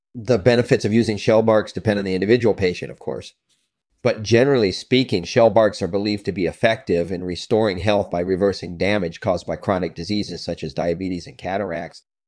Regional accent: Scotland, United Kingdom; I was born in Scotland in nineteen seventy-one

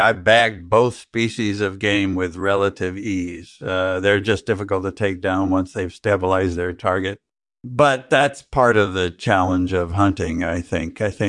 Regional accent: Western Australia, Australia; I was born and raised in rural Western Australia, and my childhood passions were hunting and fishing.

